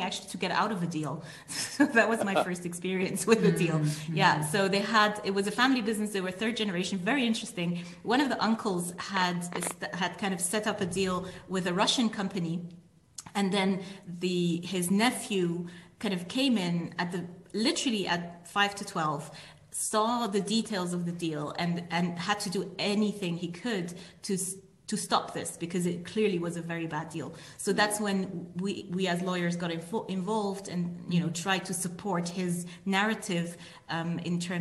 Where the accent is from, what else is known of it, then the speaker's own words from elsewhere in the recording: Switzerland; also born or lived in United Kingdom / United Arab Emirates; all three of us were born and brought up in Switzerland, and not in one of the fancy places like Zurich or Geneva, but really in proper rural Switzerland.